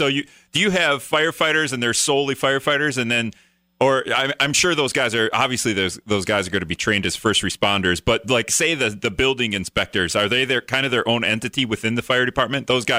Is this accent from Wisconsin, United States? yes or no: yes; Appleton, Wisconsin, United States; I'm from Appleton